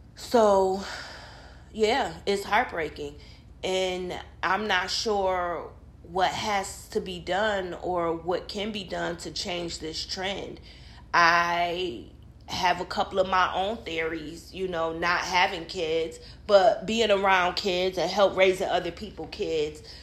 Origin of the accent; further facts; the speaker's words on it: Rochester, New York, United States; I'm from Rochester, New York